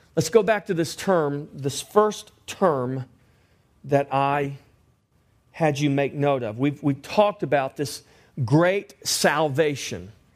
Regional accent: Victoria, Texas, United States; I grew up in Victoria

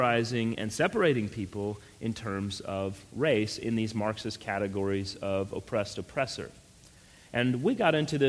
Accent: Colorado, United States; moved away; also born or lived in New Mexico; I grew up out west in Colorado, and then I lived, unfortunately, in New Mexico for 4 years.

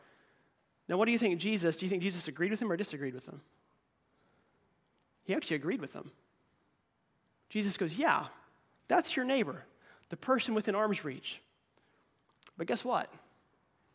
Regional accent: United States

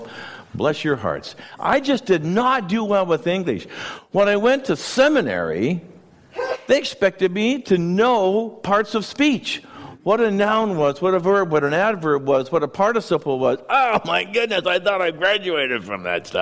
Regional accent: Wenatchee, Washington, United States; now in Chelan, United States; I grew up in Wenatchee

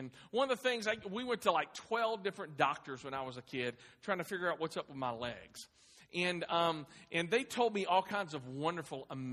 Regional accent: Clarksville, Tennessee, United States; I grew up here in Clarksville

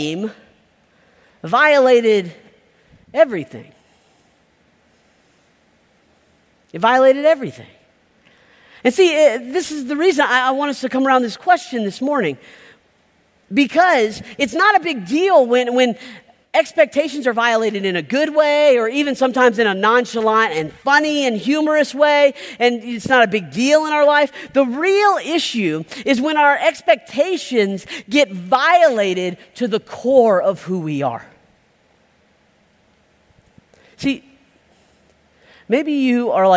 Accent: South Georgia, United States; now in Pasadena, United States; I grew up in South Georgia

